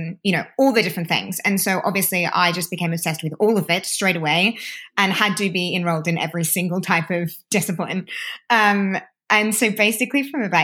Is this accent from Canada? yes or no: no; Australia; now in London, United Kingdom; as an Aussie